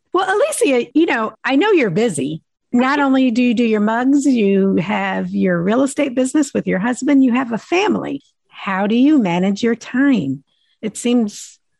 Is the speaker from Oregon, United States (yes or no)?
no; New Jersey, United States; I'm from New Jersey.